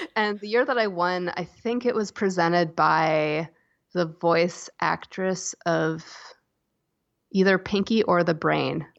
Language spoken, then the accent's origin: English; Asheville, North Carolina, United States; also born or lived in Chapel Hill, North Carolina; I was born in in North Carolina in Chapel Hill and I grew up in Asheville